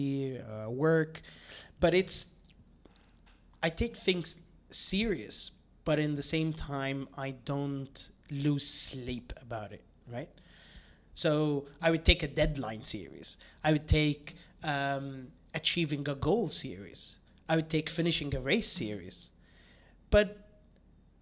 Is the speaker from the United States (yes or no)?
no; Abu Dhabi, United Arab Emirates; I was born in Abu Dhabi